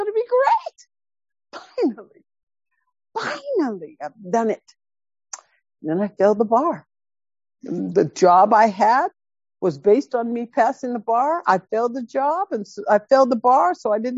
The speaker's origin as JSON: {"language": "English", "town": "High Point", "region": "North Carolina", "country": "United States", "tie": "born or raised there", "said": "When I grew up in High Point, so I grew up in the projects in a very dysfunctional house"}